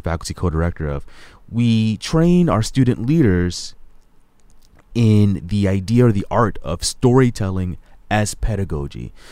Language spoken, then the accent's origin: English; Hampton, Virginia, United States; moved away; I was born in Hampton, Virginia. I call Hampton, Virginia my hometown, is where my mom continues to live.